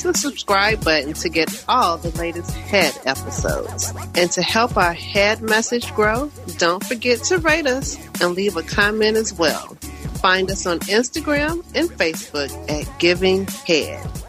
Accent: Georgia, United States; I'm a Georgia peach

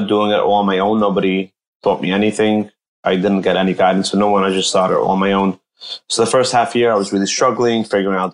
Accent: Monsey, New York, United States; also born or lived in Israel; I grew up in Muncie, New York. That's a small town in Rockland County.

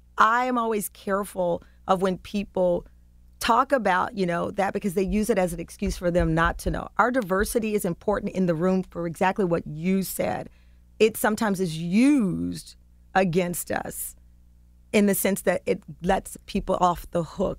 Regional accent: Texas, United States; So I'm a reporter from Texas. It was my job to learn New York.

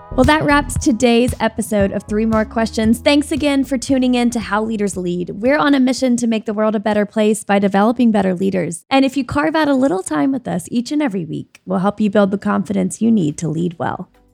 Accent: Alabama, United States; I'm from Alabama

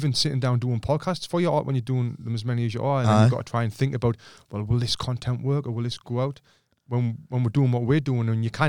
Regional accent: Sunderland, North East England, United Kingdom; moved away; also born or lived in United States; when I'm with people from Sunderland, I go back you've to that accent.

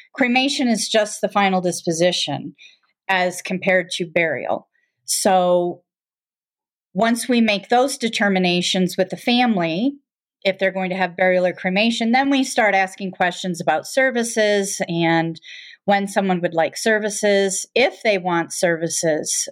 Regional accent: Michigan, United States; now in Colorado, United States; I, um, am originally from Michigan, but have lived in Colorado since nineteen eighty-two

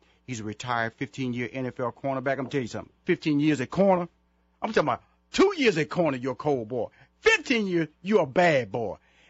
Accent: Houston, Texas, United States; I was being honored at the in Houston, Texas. That's my hometown.

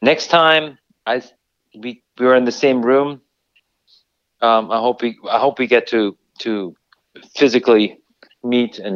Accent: Bavaria, Germany; moved away; I'm from Bavaria

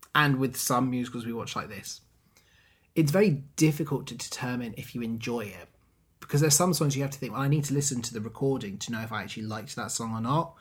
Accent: England, United Kingdom; we're English

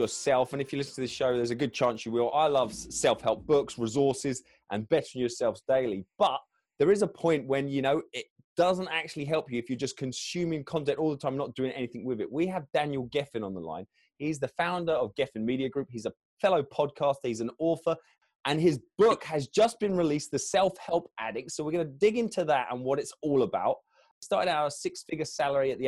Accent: United Kingdom; I'm kind of basically from London, just south of London

